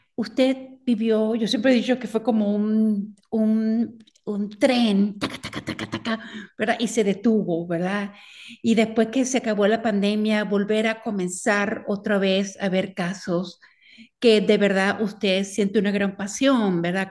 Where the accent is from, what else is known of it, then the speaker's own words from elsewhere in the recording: Venezuela; como venezolana